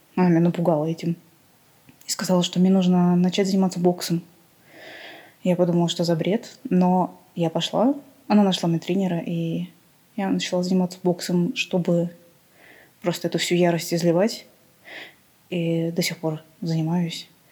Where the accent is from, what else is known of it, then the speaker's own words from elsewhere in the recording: Armenia; я вообще из Армении, и внешность у меня, конечно, не армянская